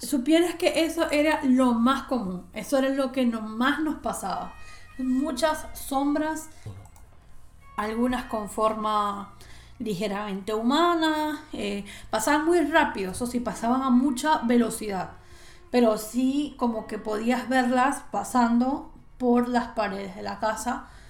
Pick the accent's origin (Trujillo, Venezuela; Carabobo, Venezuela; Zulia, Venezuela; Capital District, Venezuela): Zulia, Venezuela; Maracaibo; also born or lived in Cabimas; cuando nosotros nos mudamos de Cabimas a Maracaibo, en Cabimas era donde estaba esta casa, luego nos mudamos a Maracaibo